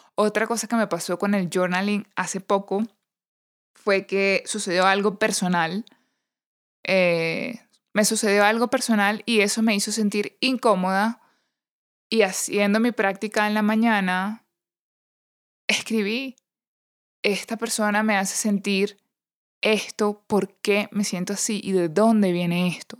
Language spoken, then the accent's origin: Spanish; Venezuela; moved away; also born or lived in Panama; cuando visitaba la colonia Tobar en mi país